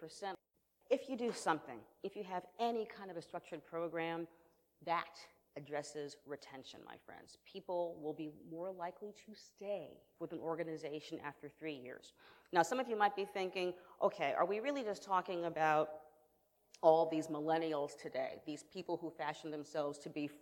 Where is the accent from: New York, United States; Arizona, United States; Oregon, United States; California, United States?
New York, United States; I'm from New York